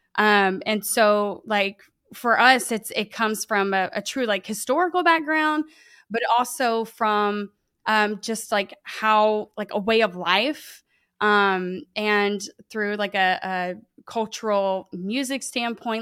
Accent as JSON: {"language": "English", "town": "Lake Charles", "region": "Louisiana", "country": "United States", "tie": "born or raised there", "said": "I grew up in, I'm here in Lake Charles, Louisiana. Um, born and raised"}